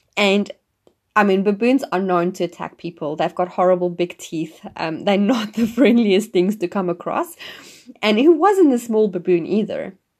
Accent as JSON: {"language": "English", "country": "South Africa", "moved": "as an adult", "lives_now": "New Zealand", "said": "I'm originally from South Africa, and I live in New Zealand now"}